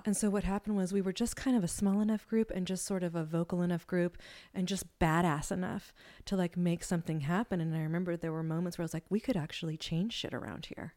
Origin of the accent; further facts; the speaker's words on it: Humboldt, California, United States; I grew up in Humboldt